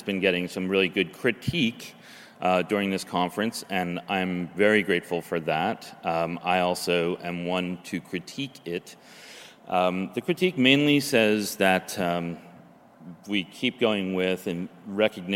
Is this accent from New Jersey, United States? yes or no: yes; New Jersey, United States; moved away as an adult; now in Oregon, United States; the place that I grew up in New Jersey, in the swamplands, Pine Barrens